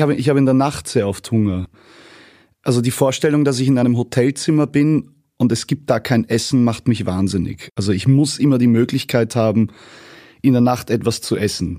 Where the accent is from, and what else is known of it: Vienna, Austria; born or raised there; also born or lived in Leverkusen, Germany / rural Austria